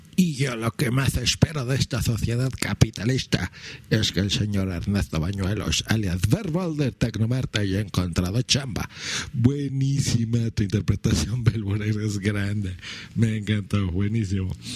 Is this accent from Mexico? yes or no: yes; Mexico City, Mexico; en el DF nos decimos chilangos